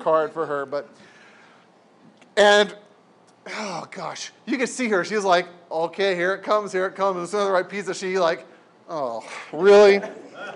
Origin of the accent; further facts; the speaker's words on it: San Diego, California, United States; I grew up in San Diego